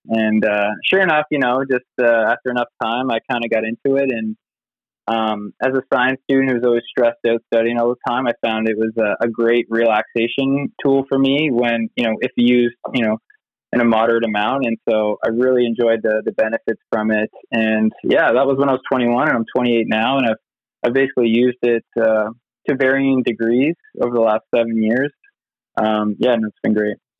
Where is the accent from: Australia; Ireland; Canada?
Canada; Nova Scotia; moved away as an adult; also born or lived in California; I grew up in Nova Scotia